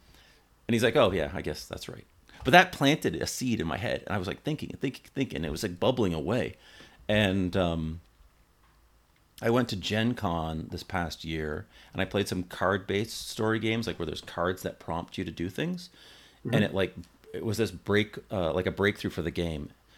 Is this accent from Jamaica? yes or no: no; Canada; now in United States; I'm not American. I live in America, but I'm not American. I'm a Canadian